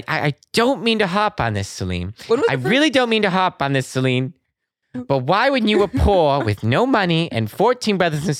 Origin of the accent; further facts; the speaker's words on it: Boston, Massachusetts, United States; I'm from Boston.